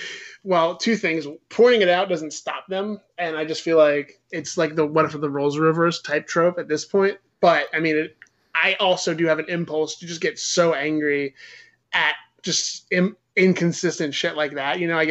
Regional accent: Canada; And yeah, and you know, I'm Canadian, so fucking I love hockey and whatever else his stupid shit was.

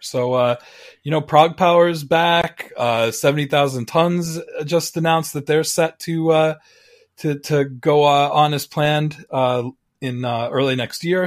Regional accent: Long Island, New York, United States; growing up on Long Island.

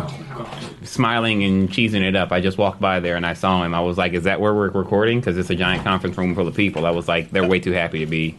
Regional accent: Texas, United States; I'm from Texas.

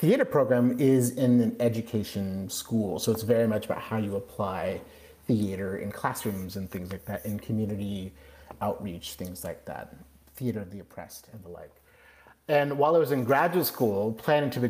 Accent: Kirkland, Washington, United States; moved away as an adult; also born or lived in Ellensburg, Washington / California; now in Central Coast, California, United States; I was born and raised right outside of Seattle, a suburb of Seattle called Kirkland, Washington

